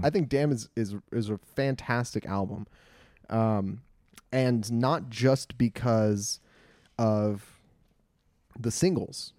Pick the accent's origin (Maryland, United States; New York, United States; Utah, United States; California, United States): California, United States; Glendale; I was born and raised in the mean streets of Glendale